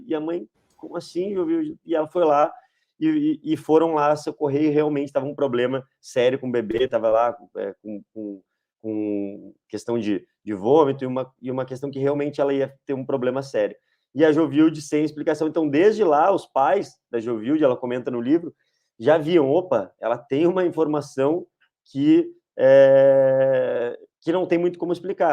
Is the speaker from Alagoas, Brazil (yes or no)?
no; Rio Grande do Sul, Brazil; eu sou o único aqui do, de nós três que sou gaúcho